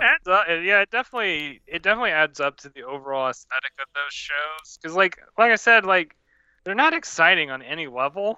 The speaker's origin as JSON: {"language": "English", "region": "Louisiana", "country": "United States", "said": "I'm from Louisiana"}